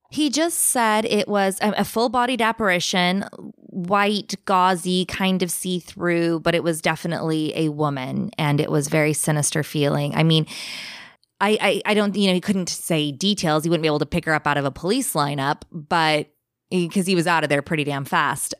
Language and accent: English; Bakersfield, California, United States; moved away as an adult; now in England; So I'm originally from England. I now live in England, but I grew up in California